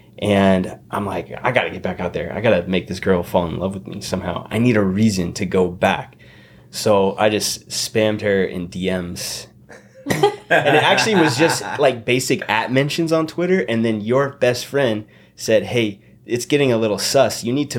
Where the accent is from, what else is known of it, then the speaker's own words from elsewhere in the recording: East Coast, United States; moved away as an adult; also born or lived in Hawaii; now in Los Angeles, United States; I'm from the East Coast.